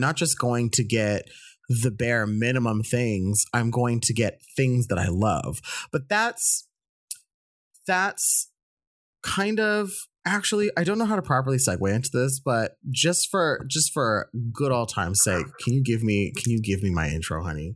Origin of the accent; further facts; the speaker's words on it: United States; I'm an Indian American